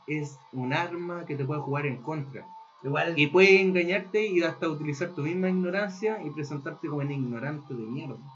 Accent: Chile; also born or lived in northern Chile; a mí y a mi otro amigo chileno nos daba vergüenza nuestra cultura

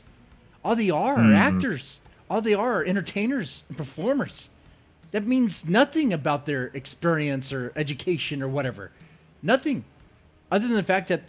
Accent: United States; as an American

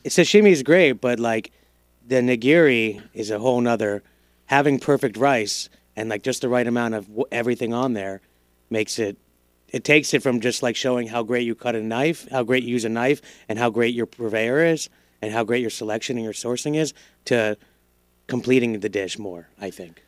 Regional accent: Broward, Florida, United States; also born or lived in Miami / New York; I grew up in Broward until I was ten

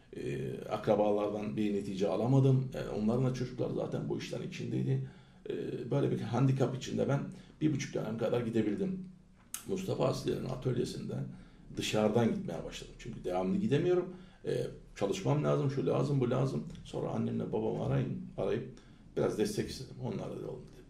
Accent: İzmir, Turkey; also born or lived in Ankara; Ben Ankara doğumluyum. 67'de e, çocukluk daha ilkokul 2'de e, yarısında e, Şubat'ın valla ortalarıydı. Ankara, İz, İzmir'e geldik.

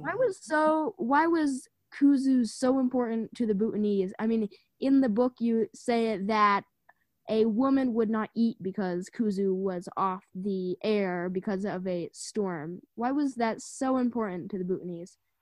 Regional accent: United States; as an American

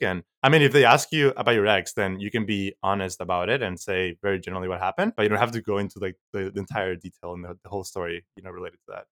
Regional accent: Mexico; now in United States; I'm from Mexico

